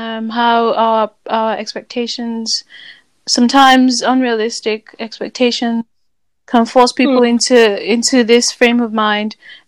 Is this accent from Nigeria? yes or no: yes; Nigeria; especially as an African man, as a Nigerian man, you have to have certain things, you have to do certain things, you have to know how to do certain things.